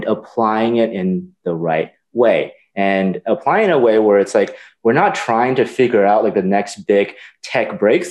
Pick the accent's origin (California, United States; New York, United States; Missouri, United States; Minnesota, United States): California, United States; I grew up in California, and I always worked in technology